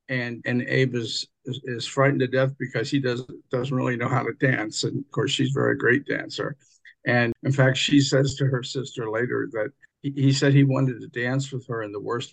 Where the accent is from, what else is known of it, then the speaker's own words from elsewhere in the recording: United States; also born or lived in Southern Ohio / Southern Indiana; I was raised in Southern Ohio, Southern Indiana